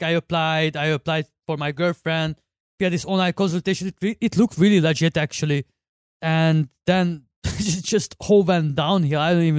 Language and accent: English; Hungary; moved away; from Hungary, 28 years old. I've been working in Hungary at Foodpanda for a year.